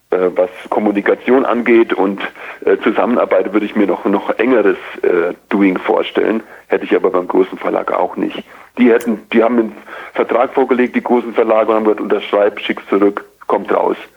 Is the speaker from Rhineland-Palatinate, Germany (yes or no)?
yes; Idar-Oberstein, Rhineland-Palatinate, Germany; Ich komme aus dem Hunsrück und in Ida Oberstein, der Heimatstadt, in der ich damals noch lebte